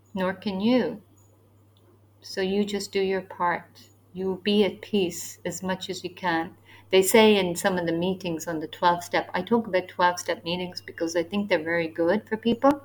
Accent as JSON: {"language": "English", "country": "Ireland", "moved": "yes", "lives_now": "Asia", "said": "I'm from Ireland, so we are more new to these born again evangelical churches. So we don't have that ingrained history of evangelicalism in our country"}